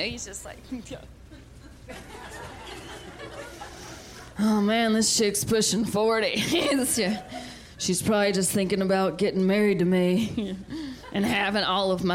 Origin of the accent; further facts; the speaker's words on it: the South, United States; I'm from the South